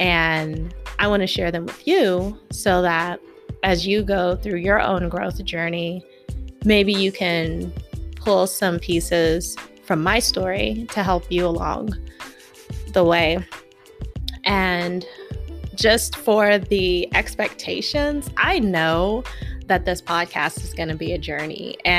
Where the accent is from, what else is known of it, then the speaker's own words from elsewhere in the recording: Houston, Texas, United States; moved away as an adult; now in Escondido, United States; I currently live in Escondido, California. I moved out here from Houston, Texas when I joined the military, and my first and only duty station was in San Diego County, and that's what brought me to California.